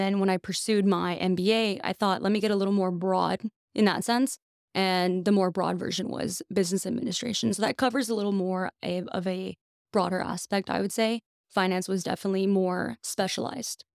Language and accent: English; McAllen, Texas, United States; I am from McAllen, Texas, born and raised